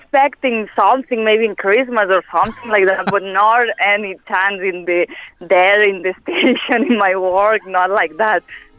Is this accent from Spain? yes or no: yes; Spain; English is a second language; moved away as an adult; now in Ireland; I'm from Spain, so I met it when I arrived here in Ireland.